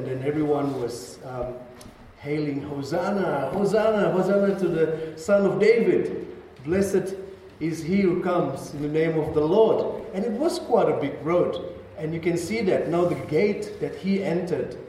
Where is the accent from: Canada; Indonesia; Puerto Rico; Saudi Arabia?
Indonesia; As Indonesians